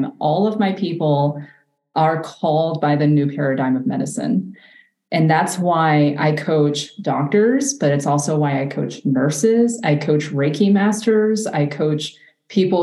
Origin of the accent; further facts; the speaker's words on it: the South, United States; I grew up in the South